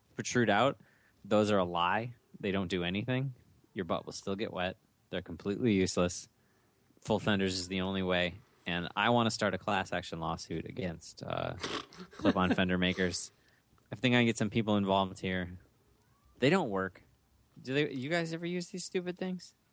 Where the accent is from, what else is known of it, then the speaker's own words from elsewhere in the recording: Minnesota, United States; We're all born and bred in Minnesota.